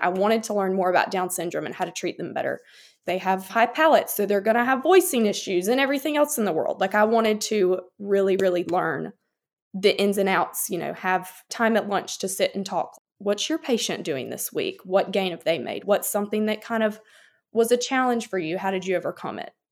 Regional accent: Chester, South Carolina, United States; moved away as an adult; now in Columbia, United States; I'm originally from Chester, South Carolina, but I currently reside in Columbia with my husband, Peyton

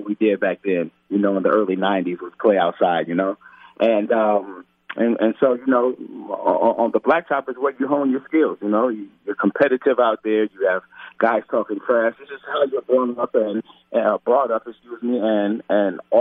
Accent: Minneapolis, Minnesota, United States; I was born in Minneapolis, so I was born and raised here

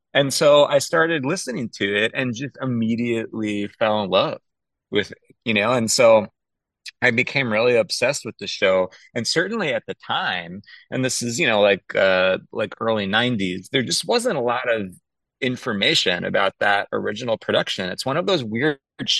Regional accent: Long Island, New York, United States; I grew up on Long Island

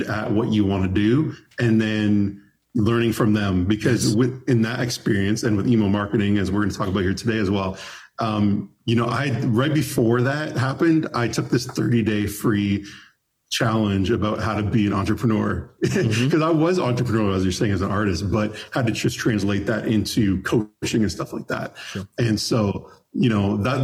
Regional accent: Toronto, Ontario, Canada; now in Nashville, United States; I'm from Toronto originally. I moved

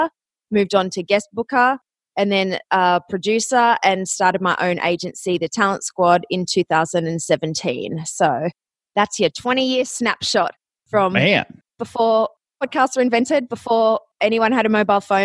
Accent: Australia; moved away as an adult; also born or lived in Athens, Ohio, United States; you might notice my accent. I am from Australia, but I went to college in Ohio.

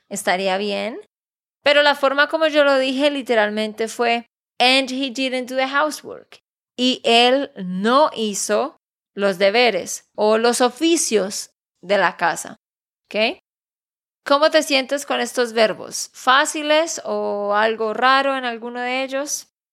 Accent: Santander, Colombia; de Santander, Colombia

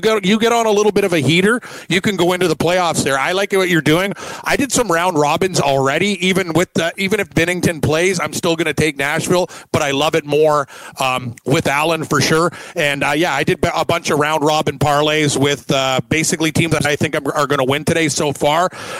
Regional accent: Canada; I'm a Canadian. I'm not a regular Canadian, though.

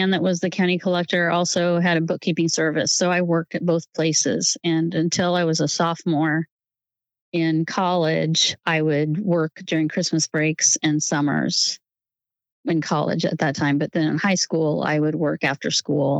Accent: Northwest Missouri, United States; born or raised there; moved away as an adult; also born or lived in Santa Barbara, California / Kansas City area / Overland Park, Kansas; now in Olathe, United States

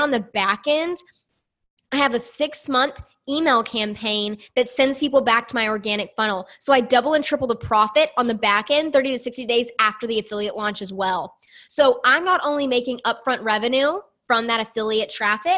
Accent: the South, United States; I grew up in the South in a very small, tiny town

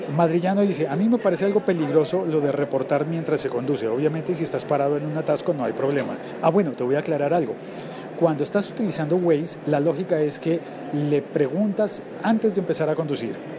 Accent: Colombia; como locutor colombiano

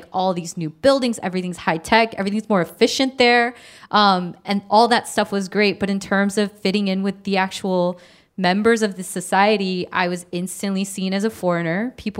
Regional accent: United States; also born or lived in South Korea; I totally identify as a Kyopo because I'm like, yes, I am American in ways that, like, South Koreans are definitely not.

